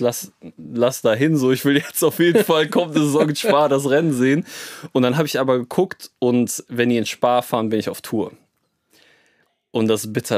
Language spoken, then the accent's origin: German; Cologne, North Rhine-Westphalia, Germany; wir kommen aus Köln, also sind sehr nah zum Nürburgring